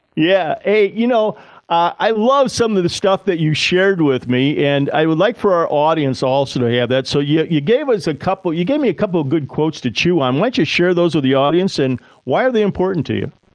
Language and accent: English; Ohio, United States; my home state in Ohio